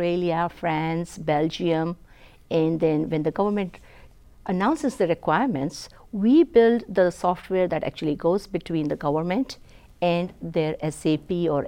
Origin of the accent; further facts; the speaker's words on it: India; So growing up in India, I come from very humble beginnings